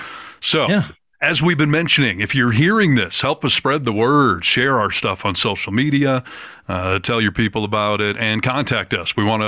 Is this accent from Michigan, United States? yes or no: yes; Michigan, United States; now in Northern California / Lake Tahoe, United States; Michigan has finally jumped on the map, thanks to my hometown people.